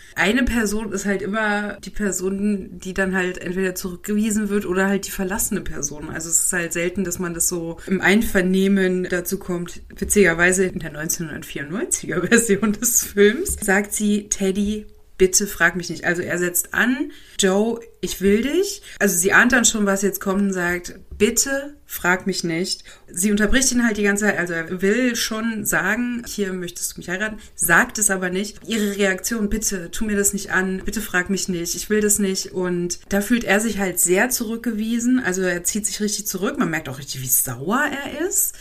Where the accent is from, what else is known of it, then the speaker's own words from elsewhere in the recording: Germany; now in Switzerland; als Deutscher.